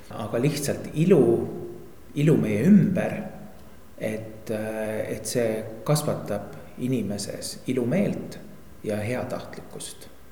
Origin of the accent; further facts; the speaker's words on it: Tori, Pärnu County, Estonia; mina olen alles kaheksanda põlve torilane